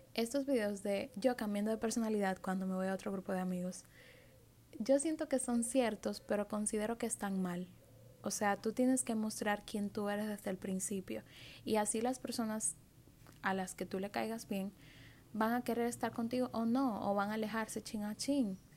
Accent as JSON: {"language": "Spanish", "country": "Dominican Republic", "said": "en mi país"}